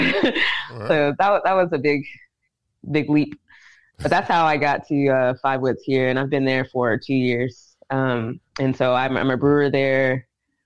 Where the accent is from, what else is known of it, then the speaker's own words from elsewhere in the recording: Dickson, Tennessee, United States; moved away; also born or lived in Savannah, Georgia; I'm from Tennessee. I'm from Dixon, Tennessee.